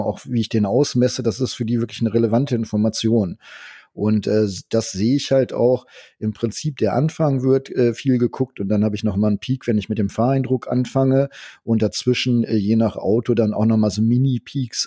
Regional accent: Germany; ich bin Deutscher

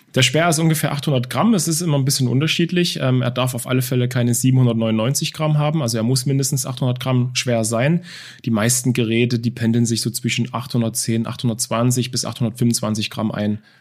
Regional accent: Dresden, Saxony, Germany; now in Offenburg, Germany; ich bin in Dresden, in Leubnitz Neustra groß geworden, äh, in einer Plattenbausiedlung

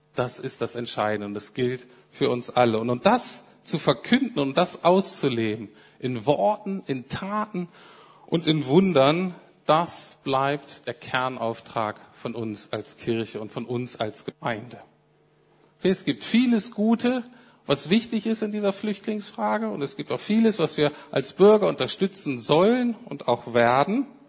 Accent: Germany; als Deutsche

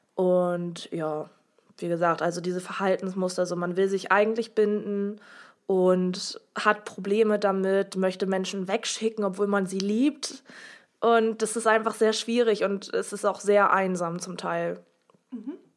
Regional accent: Oldenburg, Lower Saxony, Germany; ich komme auch aus Oldenburg

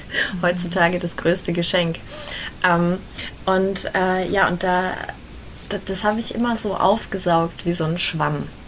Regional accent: Fürth, Bavaria, Germany; Ich komme aus Fürth

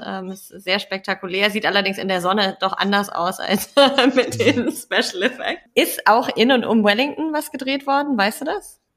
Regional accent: Kiel, Schleswig-Holstein, Germany; meine Heimatstadt, Kiel

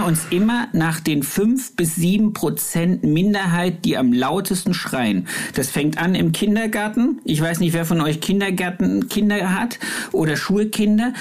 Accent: area near Erfurt, Thuringia, Germany; Da, wo ich herkomme, also ich musste einmal im Jahr nach Erfurt in, ins, äh, ins überbetriebliche Lehrzentrum

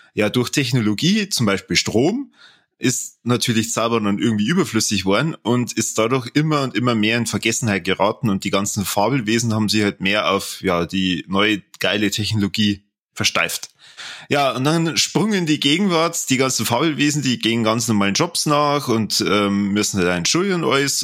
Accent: Germany; bei uns in Deutschland

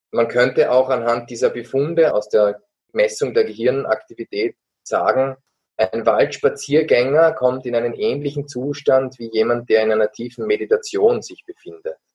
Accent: Graz, Styria, Austria; Ich bin auch am Waldrand aufgewachsen, allerdings in einem Stadtwald in Graz, am, am Stadtrand.

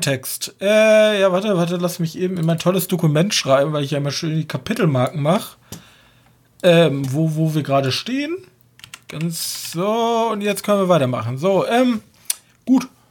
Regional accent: Germany; als Deutscher

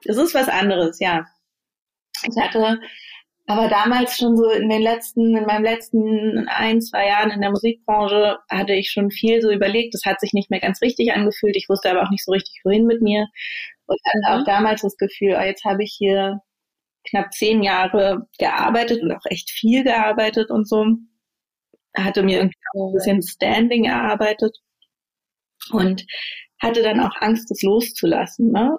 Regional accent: Berlin, Germany; ans Schulsystem in Deutschland, auch in Berlin, an die Schulen zurückdenke, auf denen ich war

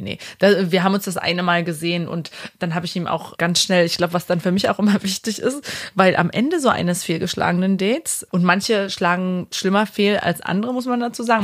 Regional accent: Halle, Saxony-Anhalt, Germany; now in Berlin, Germany; Ich komme aus Halle an der Saale, bin aber seit 2013 Wahlberlinerin

